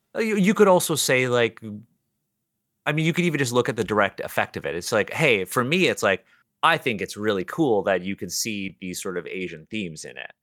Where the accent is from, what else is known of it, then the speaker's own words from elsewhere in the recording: Toronto, Ontario, Canada; I'm born and raised in Toronto